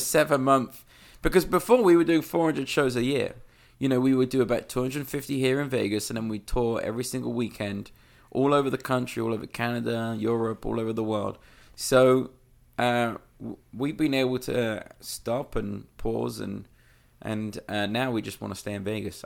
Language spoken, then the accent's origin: English; London, United Kingdom; moved away; I, I grew up in London